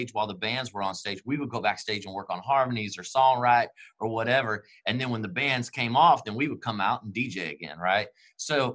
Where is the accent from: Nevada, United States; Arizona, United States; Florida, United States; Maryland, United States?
Maryland, United States; Baltimore; I'm from Baltimore, dude. There's nothing small about Baltimore.